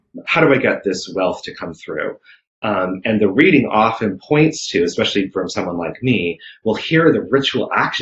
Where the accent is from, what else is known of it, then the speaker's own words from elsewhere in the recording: New England, United States; I grew up in New England and Salem is right nearby